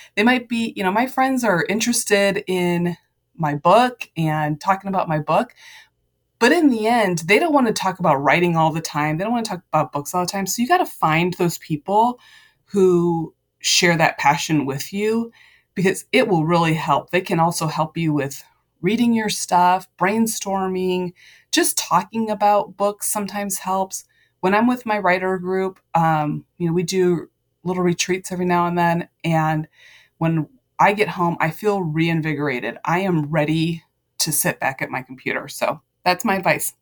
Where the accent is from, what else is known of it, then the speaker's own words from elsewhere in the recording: Ohio, United States; moved away; I went back to my hometown in Ohio